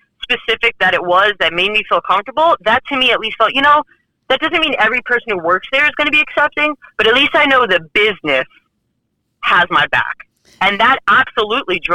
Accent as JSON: {"language": "English", "town": "New York City", "region": "New York", "country": "United States", "moved": "yes", "lives_now": "Texas, United States", "said": "I'm not originally from Texas. I'm originally from Brooklyn, New York"}